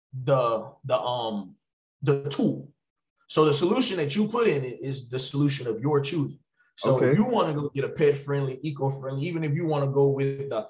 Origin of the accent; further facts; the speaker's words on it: Opelousas, Louisiana, United States; I'm from Opelousas, Louisiana. But we have a little town called Bellevue. That's specifically, you know, where I'm from